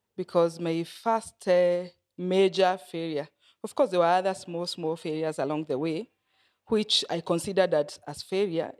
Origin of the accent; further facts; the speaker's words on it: Nyeri, Nyeri County, Kenya; also born or lived in Coast, Kenya; I grew up in Nyeri. I was born in Nyeri